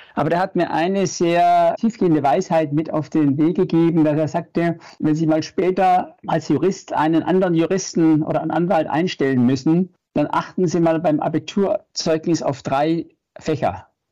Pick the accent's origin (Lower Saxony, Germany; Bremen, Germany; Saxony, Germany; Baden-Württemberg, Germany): Baden-Württemberg, Germany; Stuttgart; Ich bin im wilden Westen in Stuttgart äh, groß geworden.